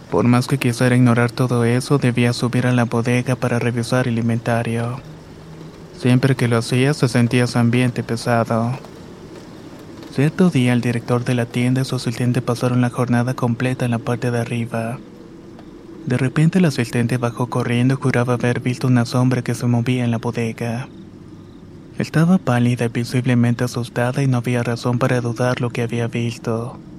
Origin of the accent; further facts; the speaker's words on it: El Salvador; now in Los Angeles, United States; Vivo en la ciudad de Los Ángeles, California desde hace 18 años pero soy originario de El Salvador.